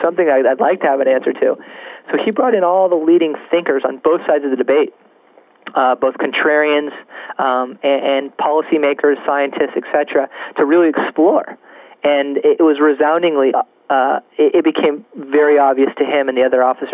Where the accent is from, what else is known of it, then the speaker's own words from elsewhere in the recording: California, United States; As a Californian